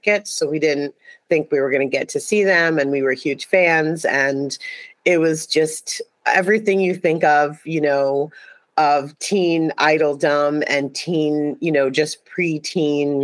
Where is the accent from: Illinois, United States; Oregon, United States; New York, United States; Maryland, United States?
New York, United States; New York City; now I'm from New York City. I grew up in Brooklyn, New York